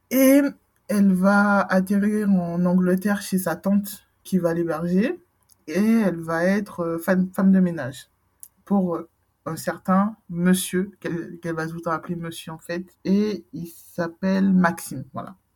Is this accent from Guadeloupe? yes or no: yes; Guadeloupe; Je suis Guadeloupéenne, oh.